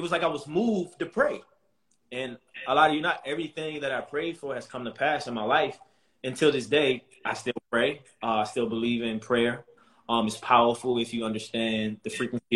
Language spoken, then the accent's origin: English; Baltimore, Maryland, United States; I come from Baltimore City, tough background, you know, men in my family sold endless drugs, people were getting murdered and killed in the neighborhood, but that was my norm.